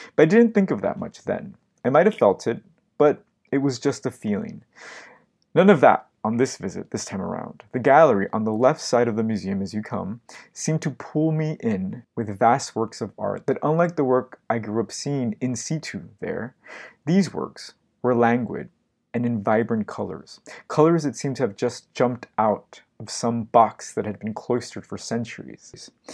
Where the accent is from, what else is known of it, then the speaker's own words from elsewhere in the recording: Los Angeles, California, United States; now in New York, United States; my hometown of Los Angeles